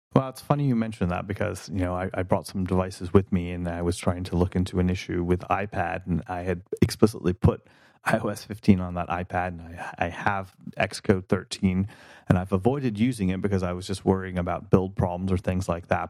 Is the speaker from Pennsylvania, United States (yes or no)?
no; North Carolina, United States; moved away as an adult; also born or lived in New York; now in California, United States; I was born in North Carolina and spent my adolescence here